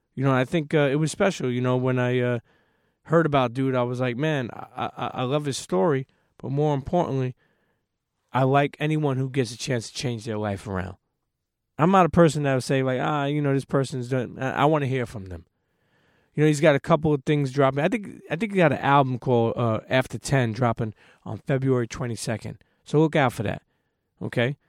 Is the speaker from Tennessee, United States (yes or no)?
no; New York City, New York, United States; where I grew up is New York City